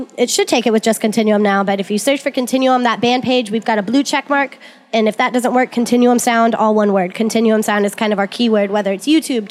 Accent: Fort Walton Beach, Florida, United States; I was born and raised in Fort Walton

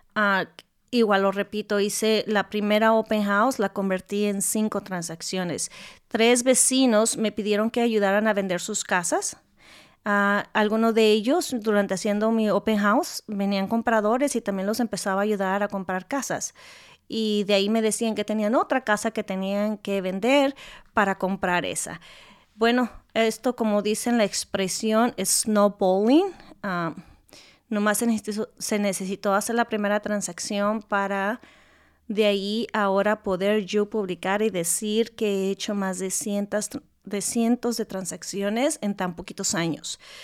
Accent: Guadalajara, Jalisco, Mexico; first language Spanish; also born or lived in California, United States; now in Louisville, United States; yo soy de México, nacida en la ciudad de Guadalajara, México

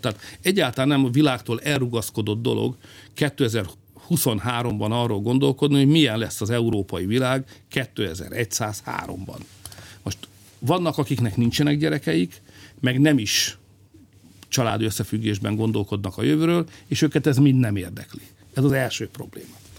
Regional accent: Hungary; magyarok vagyunk

